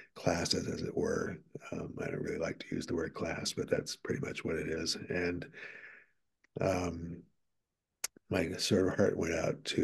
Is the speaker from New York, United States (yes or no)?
yes; New York, United States; also born or lived in Washington, D.C. / Connecticut; my family moved to New York, grew up there for a while, attended school